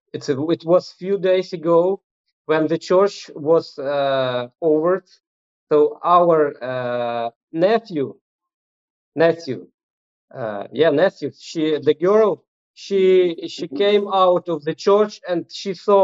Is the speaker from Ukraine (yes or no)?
yes; Ukraine; moved away as an adult; we will be able to go home, because our goal is to be back to Ukraine